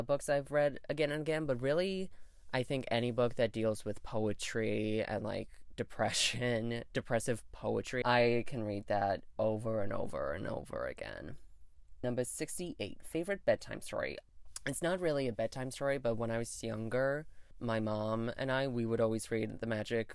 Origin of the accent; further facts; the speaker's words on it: New York, United States; I was born in New York State in the United States